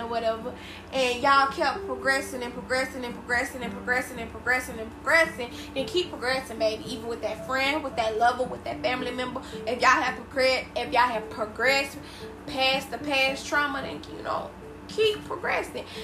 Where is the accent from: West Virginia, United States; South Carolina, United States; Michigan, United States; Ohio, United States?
South Carolina, United States; I'm from South Carolina. My mom is from South Carolina